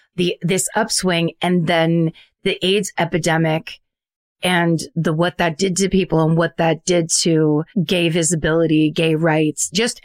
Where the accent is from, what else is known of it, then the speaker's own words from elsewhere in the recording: San Francisco, California, United States; I am from, I was born in San Francisco. {S4} Yeah. {S2} I was raised in the Bay Area.